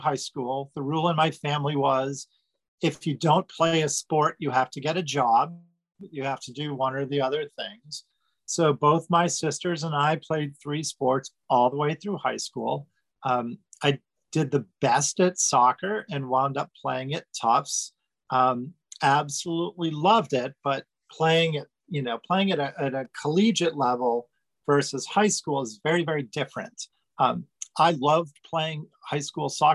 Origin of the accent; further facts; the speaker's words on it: Franklin, Massachusetts, United States; moved away as an adult; now in North Carolina, United States; I grew up in Franklin. Franklin is two or three towns over from Hopkinton